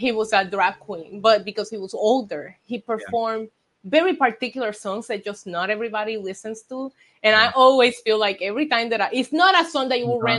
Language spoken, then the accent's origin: English; Puerto Rico; moved away as an adult; also born or lived in United States; I grew up in Puerto Rico and I lived in Puerto Rico 19 years before I left for the States